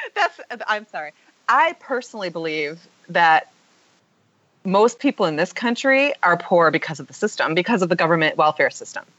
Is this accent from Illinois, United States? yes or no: no; Michigan, United States; I'm I'm from Michigan, but I live in which um, Michigan's very blue collar.